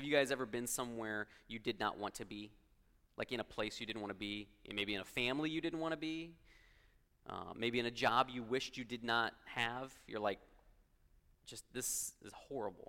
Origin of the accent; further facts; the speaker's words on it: Los Angeles, California, United States; moved away as an adult; also born or lived in Columbia, Missouri; now in Missouri, United States; Growing up in Los Angeles